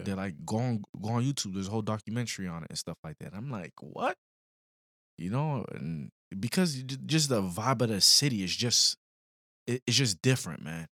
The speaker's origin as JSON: {"language": "English", "region": "Florida", "country": "United States", "also_born_or_lived": "Illinois", "said": "we come from Florida, a little city"}